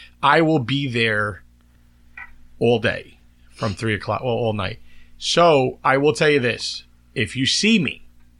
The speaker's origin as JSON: {"language": "English", "region": "New York", "country": "United States", "tie": "born or raised there", "said": "No. Can I tell you, though, growing up in New York."}